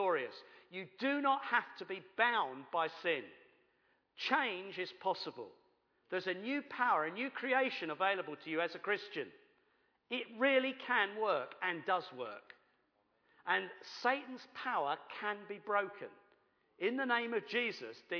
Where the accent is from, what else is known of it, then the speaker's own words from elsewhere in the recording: United Kingdom; we're British